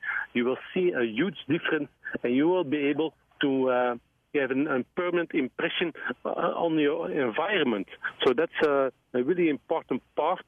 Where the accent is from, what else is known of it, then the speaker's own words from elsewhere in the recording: Belgium; I'm from Belgium